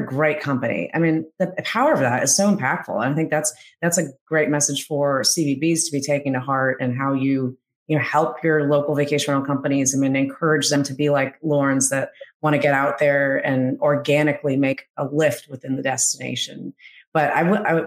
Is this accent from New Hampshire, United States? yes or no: yes; New Hampshire, United States; now in Myrtle Beach, United States; I'm from New Hampshire originally, and I've been in Myrtle Beach for 14, 15 years now.